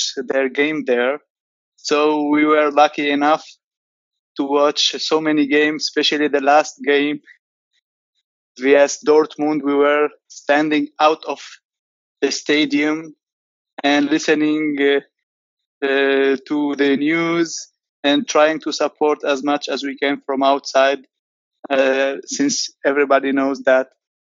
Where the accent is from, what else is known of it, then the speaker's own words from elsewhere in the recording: Lebanon; I am from Lebanon, a PSG supporter since 2012.